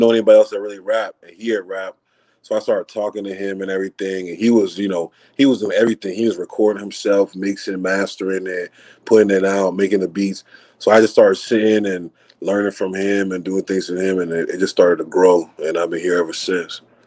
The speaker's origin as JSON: {"language": "English", "town": "Acworth", "region": "Georgia", "country": "United States", "tie": "born or raised there", "also_born_or_lived": "Atlanta, Georgia", "said": "I'm originally from uh, Atlanta, Georgia. Grew up in Acworth, Georgia."}